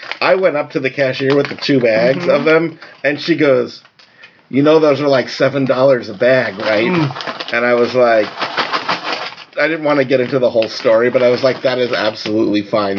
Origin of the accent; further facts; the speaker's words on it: New York, United States; moved away; I grew up in New York.